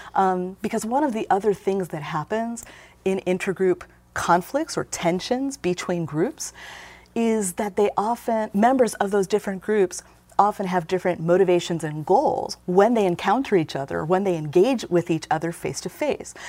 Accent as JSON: {"language": "English", "town": "Gary", "region": "Indiana", "country": "United States", "tie": "born or raised there", "moved": "yes", "said": "I was growing up in Gary in the seventies and eighties"}